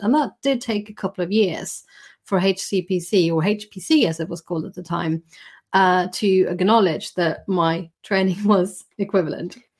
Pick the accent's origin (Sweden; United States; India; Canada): Sweden; moved away as an adult; now in United Kingdom; I was born in Sweden and I did my, my doctoral training there